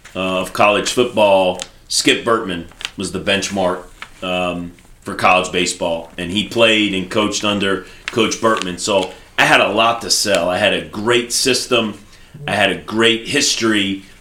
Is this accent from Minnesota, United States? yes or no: no; New York, United States; moved away as an adult; also born or lived in the South; I'm I am from New York